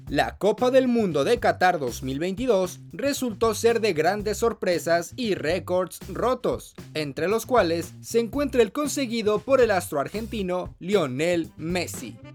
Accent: Mexico; Como cualquier mexicano haría, ir a pues visitar a familiares

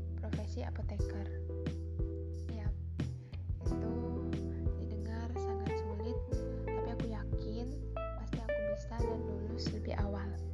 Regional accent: Indonesia; aku lahir di Rahamurti, dua puluh tiga Juni dua ribu tiga

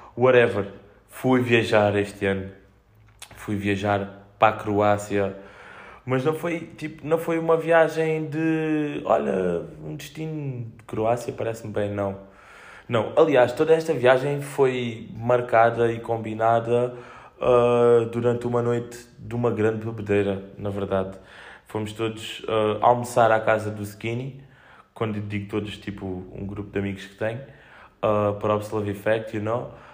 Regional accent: Fuseta, Algarve, Portugal; moved away as an adult; now in Olhão, Portugal; Tenho saudades, tenho saudades da, da minha família e da minha terra, tipo, o sair e, e sentir, e estou na fusa, estou em casa

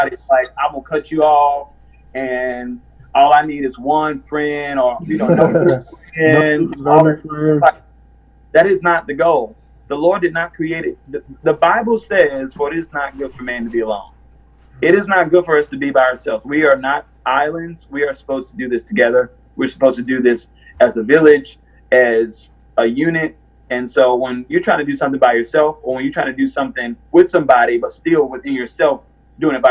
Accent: Winston-Salem, North Carolina, United States; I'm from Winston-Salem, North Carolina

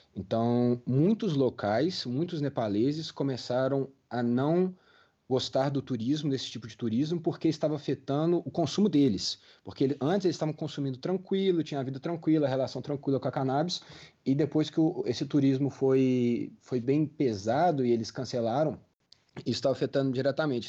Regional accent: Brazil; a gente como brasileiro

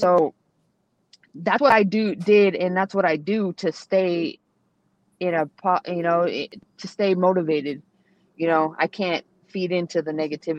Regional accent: San Jose, California, United States; I'm from San Jose, so I support them.

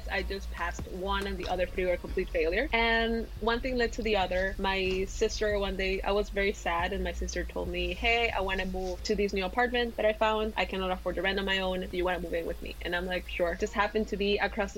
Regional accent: Ecuador; moved away; also born or lived in Mexico / Germany; I was born in Latin America. I was born in Ecuador.

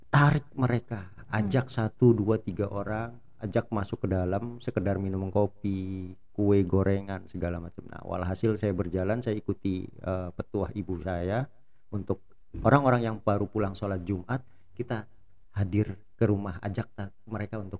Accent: Matraman, Jakarta, Indonesia; saya asli Matraman, Arab Betawi.

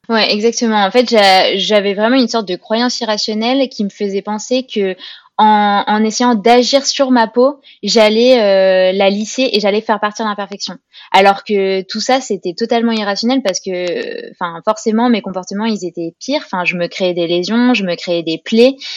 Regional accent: Grenoble, Auvergne-Rhône-Alpes, France; je suis originaire de Grenoble

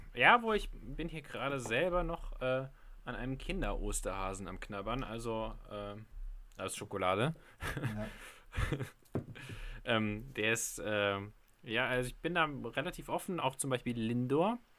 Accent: Trier, Rhineland-Palatinate, Germany; von meiner Heimatstadt Trier

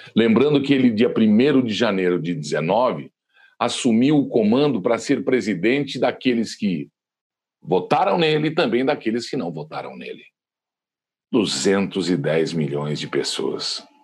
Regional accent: Brazil; Somos brasileiros com muito orgulho

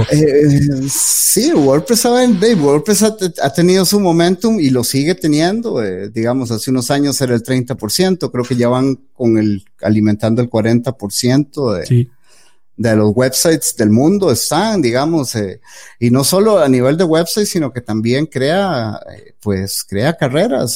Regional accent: Costa Rica; soy de Costa Rica, eh, vivo en Costa Rica

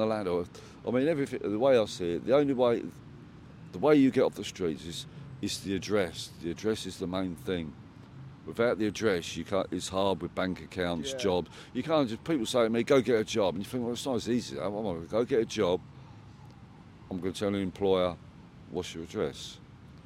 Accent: England, United Kingdom; I live in this country. I'm English

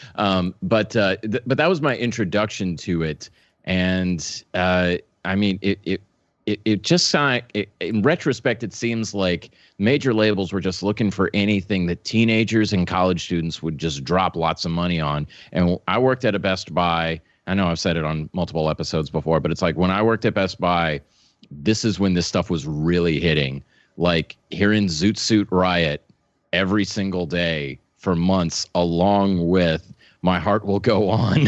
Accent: New Orleans, Louisiana, United States; now in Dallas, United States; I was born in New Orleans

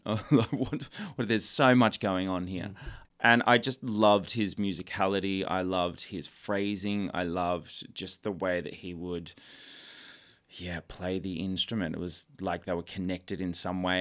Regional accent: Melbourne, Victoria, Australia; I'm from Melbourne, this tiny seaside town called Seaford, just near Frankston in the south

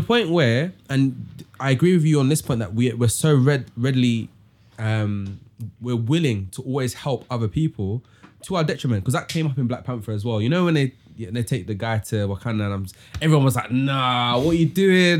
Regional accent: London, United Kingdom; I'm from East London as well

